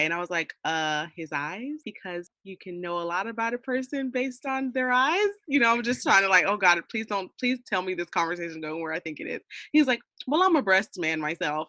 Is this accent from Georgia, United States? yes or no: yes; Georgia, United States; moved away as an adult; I wasn't born here, but I was raised here, but I've been gone for the last like seven years." And now I'm back